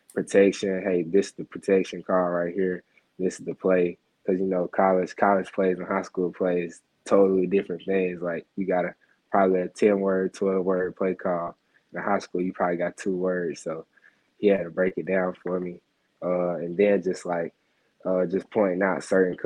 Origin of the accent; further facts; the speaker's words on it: Mississippi, United States; I'm from Mississippi